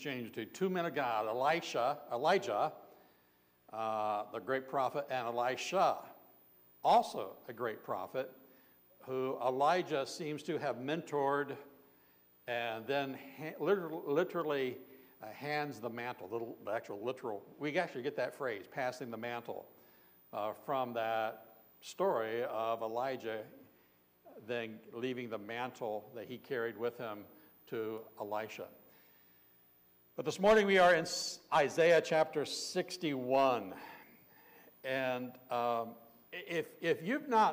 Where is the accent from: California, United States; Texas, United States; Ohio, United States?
Ohio, United States; Southern; I grew up in Southern Ohio